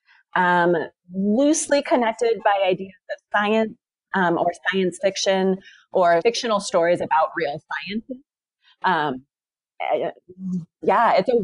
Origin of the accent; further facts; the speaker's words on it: Flagstaff, Arizona, United States; also born or lived in New York / North Carolina / Texas; Flagstaff is my hometown, so I'm from here